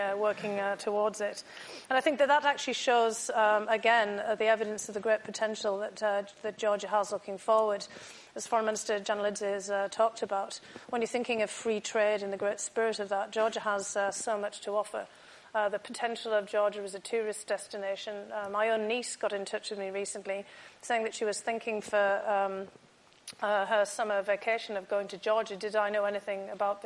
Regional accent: United Kingdom; Growing up in the United Kingdom, I actually grew up with lots of stories of Queen Tamara

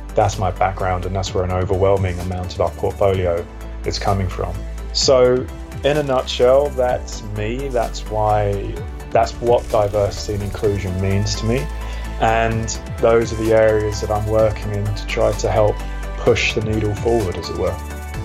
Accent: London, United Kingdom; also born or lived in Switzerland; I was born in southeast London in Lewisham. Um, I went to a really, really quite poor secondary school

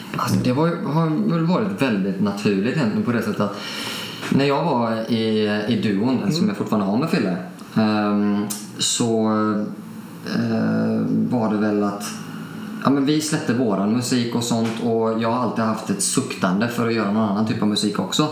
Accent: Alingsås, Västra Götaland, Sweden; Jag är uppvuxen lite utanför Alingsås

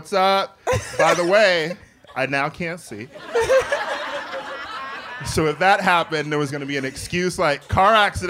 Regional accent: Milwaukee, Wisconsin, United States; We're from Milwaukee. I don't do Indiana.

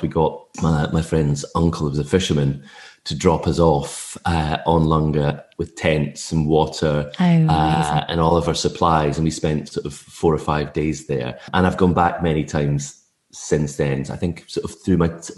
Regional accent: Tobermory, Scotland, United Kingdom; I grew up on the Isle of Mull

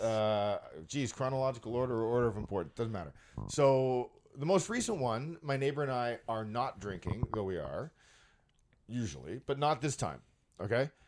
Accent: Brampton, Ontario, Canada; I live in Brampton and I grew up in Brampton.

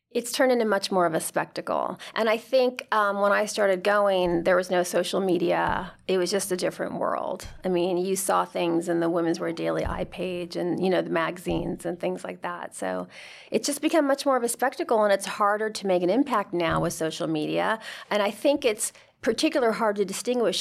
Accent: United States; my mother's from Spain. My, she married an American. I'm as American as can be

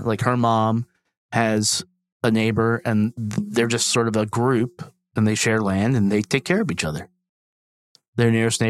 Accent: the South, United States; the South where I grew up

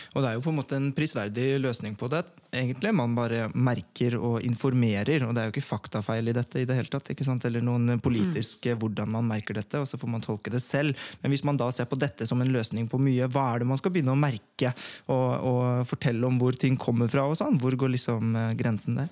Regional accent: Oslo, Norway; jeg vokste opp på Oppsal

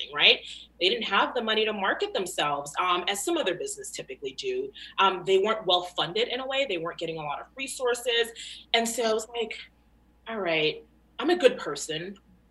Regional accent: Florida, United States; moved away as an adult; now in Long Island, United States; I'm not even from Long Island. I've only lived here for 10 years. Grew up in Florida

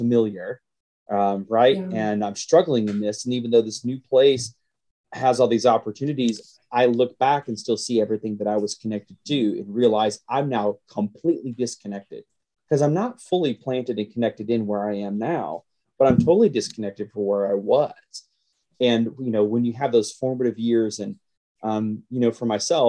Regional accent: Carrollton, Georgia, United States; born or raised there; moved away as an adult; also born or lived in Grand Rapids, Michigan

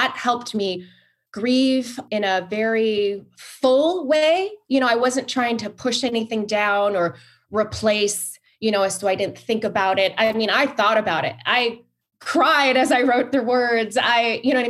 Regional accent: Hawaii, United States; I'm from Hawaii

